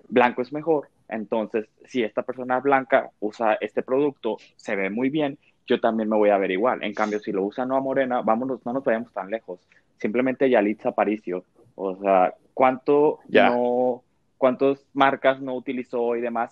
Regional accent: Mexico; como cultura mexicana

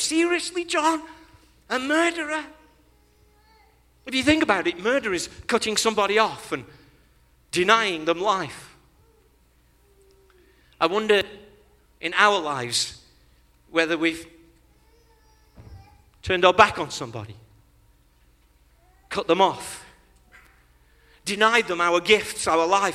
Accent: England, United Kingdom; when we were growing up in Great Britain

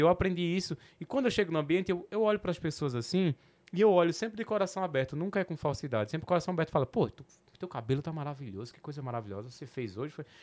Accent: Petrolina, Pernambuco, Brazil; accent: Petrolina / Sertão, São Francisco Valley (Nordestino); Meu sotaque é o do Porto de Petrolina, do Porto do Sertão ali, do, do, do Vale do São Francisco.

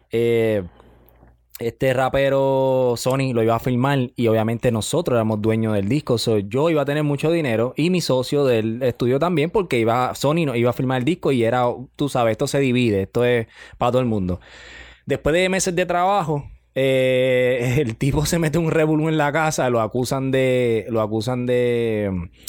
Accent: Carolina, Puerto Rico; Soy de Carolina, papi.

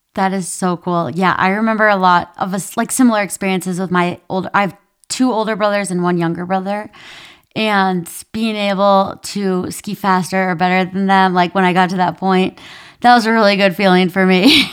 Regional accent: Minnesota, United States; accent: Minnesotan; I grew up in Minnesota

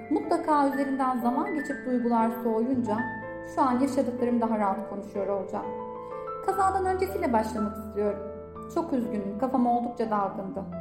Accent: Gaziantep, Turkey; profesyonel koç ve öğrenci koçuyum. Gaziantep'liyim, 33 yaşındayım, İşletme fakültesi mezunuyum.

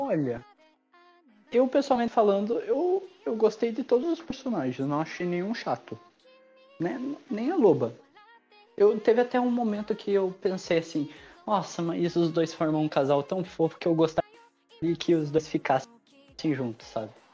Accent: South Region, Brazil; Eu sou sulista

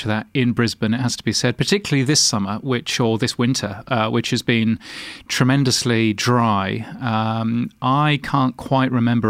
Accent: London, United Kingdom; Well, I was born in Hammersmith. Obviously, I couldn't live in Hammersmith because I'm not made of money. So I ended up living in North London, very close to a place called Cock Foster's

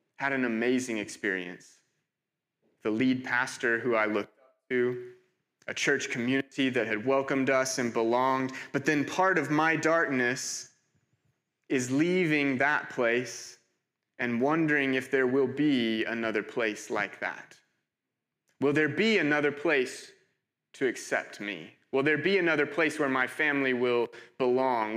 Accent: United States; moved away as an adult; also born or lived in Cambridge; I'm, I'm from America.

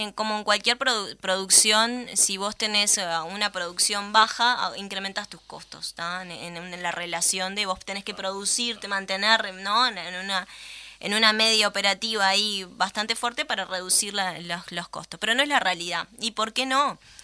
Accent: Uruguay; nosotros, como uruguayos

